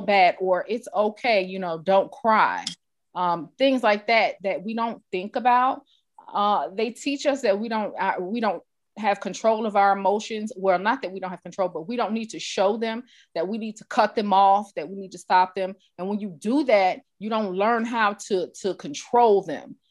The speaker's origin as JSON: {"language": "English", "region": "New York", "country": "United States", "tie": "born or raised there", "said": "I grew up in New York around people of all cultures"}